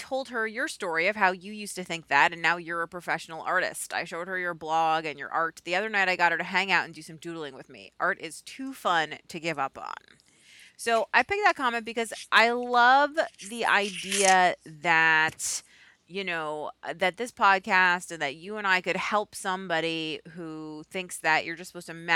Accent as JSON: {"language": "English", "town": "Boston", "region": "Massachusetts", "country": "United States", "tie": "born or raised there", "also_born_or_lived": "New York", "moved": "as an adult", "said": "I'm a Boston kid. I grew up in Boston, despite the 17 years or so I spent in New York in the middle."}